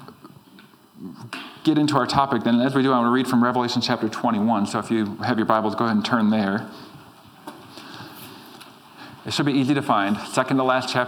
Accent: Green Bay, Wisconsin, United States; I was from Green Bay

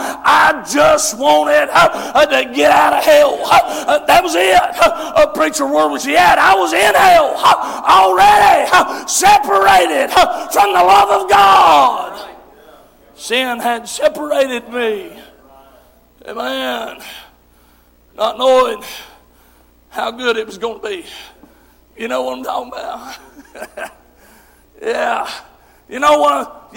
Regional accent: Tennessee, United States; Some folks, when I talk, they think I'm from Southeast Kentucky. I'm right on the border, but I'm still across the border. I'm down there in Tennessee.

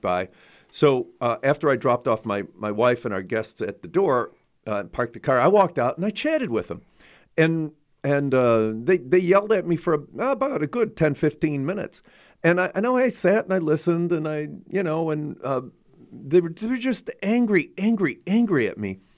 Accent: Chicago, Illinois, United States; I grew up in Chicago too

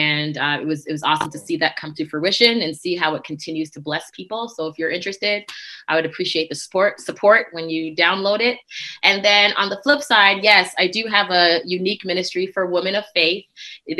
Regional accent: Toronto, Ontario, Canada; moved away as an adult; also born or lived in Cleveland; now in Wichita, United States; I'm originally from Toronto, Canada, and I went to Andrews. I guess I left from Toronto, went to Andrews

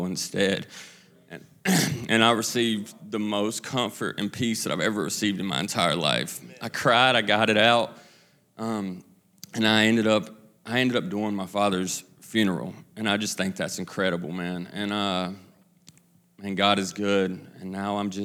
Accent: Kannapolis, North Carolina, United States; I'm from Kannapolis, right outside of Charlotte

